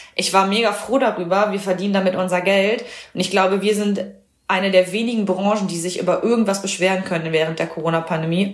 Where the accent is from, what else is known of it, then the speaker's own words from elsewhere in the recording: Düren, North Rhine-Westphalia, Germany; moved away as an adult; now in Potsdam, Germany; ich liebe meine Heimat, also Düren da in der Richtung.